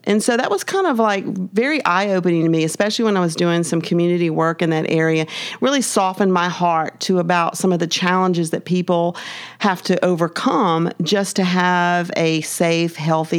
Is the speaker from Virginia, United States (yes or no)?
no; Baton Rouge, Louisiana, United States; also born or lived in Ascension Parish, Louisiana; I'm from Louisiana, born and raised in the capital city, Baton Rouge, and live now in Ascension Parish.